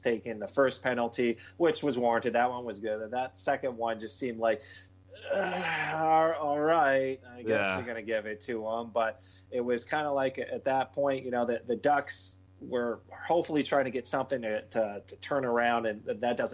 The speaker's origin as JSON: {"language": "English", "country": "United States", "said": "me being American"}